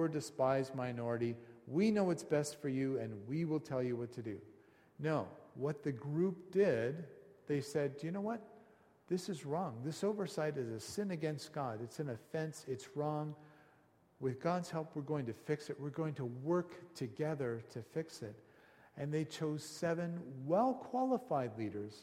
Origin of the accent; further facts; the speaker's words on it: Canada; we're Canadian